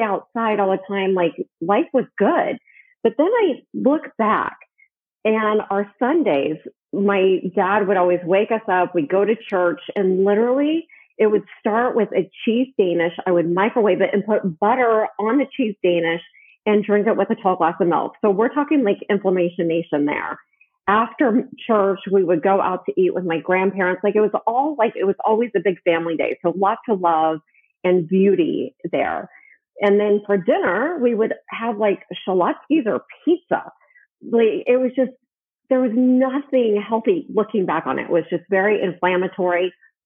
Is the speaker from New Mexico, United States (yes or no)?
no; Wichita, Kansas, United States; I'm from the Midwest. I grew up in Wichita, Kansas